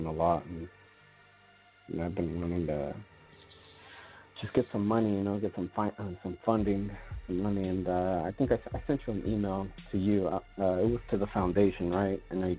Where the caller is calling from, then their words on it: California, United States; I'm out in California.